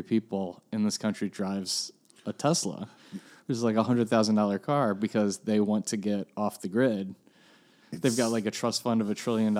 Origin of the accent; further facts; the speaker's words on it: Washington, District of Columbia, United States; I'm from Washington, D.C.